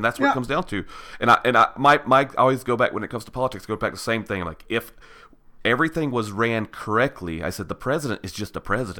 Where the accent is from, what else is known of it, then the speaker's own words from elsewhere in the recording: Georgia, United States; also born or lived in Tennessee; now in Utah, United States; So I grew up in born and raised in Georgia. Spent most of my married life in Tennessee